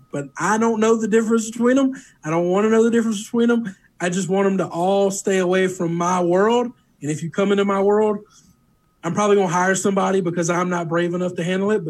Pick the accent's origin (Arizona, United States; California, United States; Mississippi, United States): Mississippi, United States; that's part of growing up in Mississippi.